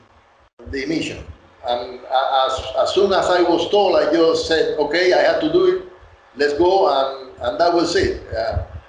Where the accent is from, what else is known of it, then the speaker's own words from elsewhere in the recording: Cuba; moved away as an adult; I grew up in Cuba